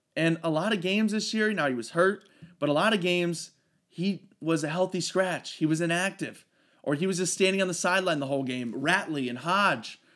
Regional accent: Ohio, United States; I am from Ohio. I did grow up forty minutes from Ohio State's campus

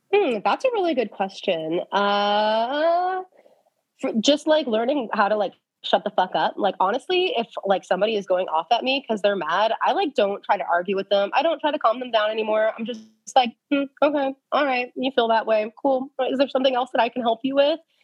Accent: Texas, United States; I'm from Texas.

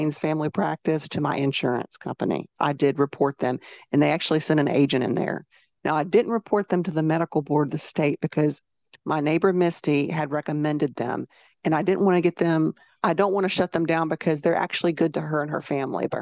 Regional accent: Alabama, United States; If I keep my mouth shut, they'd never know I was from Alabama.

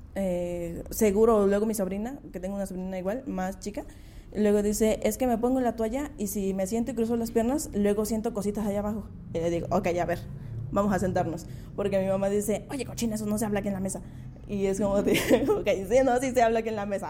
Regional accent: Mixteca, Mexico; now in Valles Centrales, Mexico; soy de la Mixteca, pero ya hace unos años vivo acá en Valles Centrales

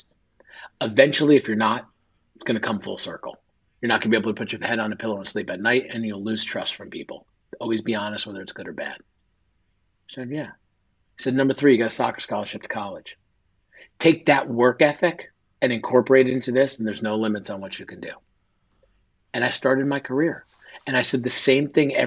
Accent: northern New Jersey, United States; moved away as an adult; also born or lived in Delaware / Philadelphia; I grew up right outside in New York City in northern New Jersey.

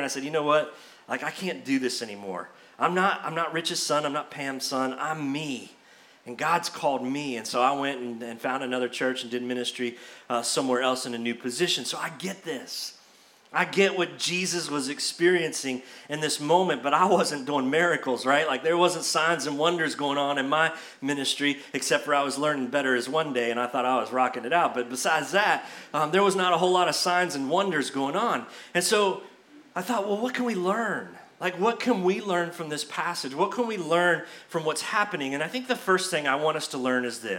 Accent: Brandon, Florida, United States; my home church, the church I grew up in Brandon, Florida

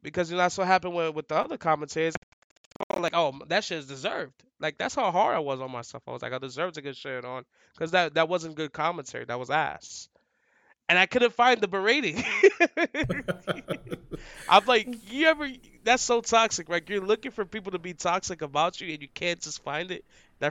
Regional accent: New York City, New York, United States; We're from the hood, bro. From the Bronx. Like, I'm from the Bronx.

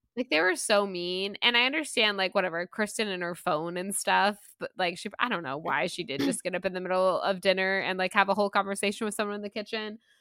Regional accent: Florida, United States; being born and raised in Florida

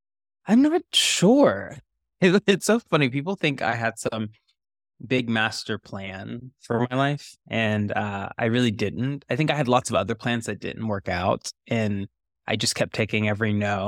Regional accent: the South, United States; accent: Southern; I couldn't shake the Southerness. I did get rid of the accent somehow, but the sensibilities of being a Southerner always were with me.

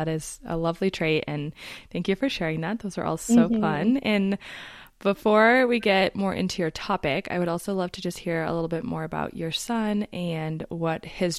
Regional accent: Colorado, United States; moved away as an adult; we were born and raised in Colorado. We moved away and then moved back pretty quickly

